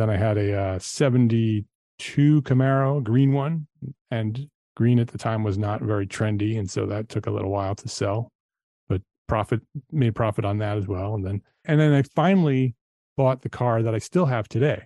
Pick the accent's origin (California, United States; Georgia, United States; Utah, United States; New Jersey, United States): New Jersey, United States; Paramus; now in Charlotte, United States; I grew up in New Jersey, in Paramus, New Jersey, Bergen County, uh, northern New Jersey